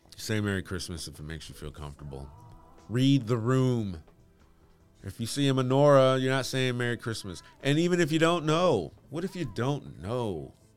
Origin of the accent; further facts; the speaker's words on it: Bloomfield Hills, Michigan, United States; I grew up in Bloomfield Hills, Michigan